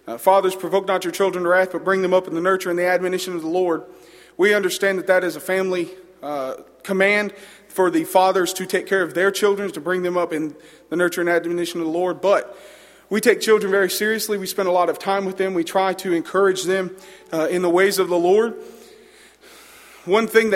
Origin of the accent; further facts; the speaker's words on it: Arab, Alabama, United States; moved away as an adult; now in Middle Georgia, United States; I am from Arab, Alabama